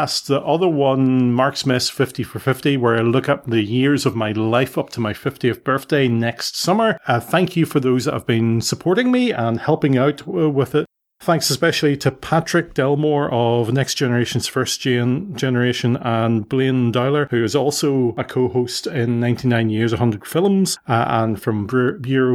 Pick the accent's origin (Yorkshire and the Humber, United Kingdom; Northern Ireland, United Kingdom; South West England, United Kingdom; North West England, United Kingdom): Northern Ireland, United Kingdom; Belfast; born or raised there